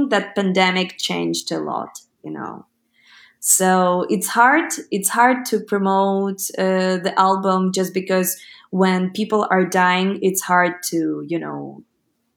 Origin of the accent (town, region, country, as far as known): Ukraine; first language Ukrainian; English is a second language